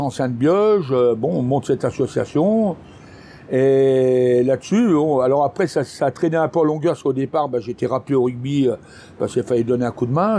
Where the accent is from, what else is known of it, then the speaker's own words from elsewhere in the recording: France; moved away; je suis parti de Bioche